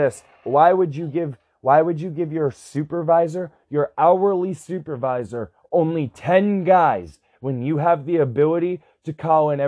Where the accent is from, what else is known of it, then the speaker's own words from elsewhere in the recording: United States; I'm an American citizen.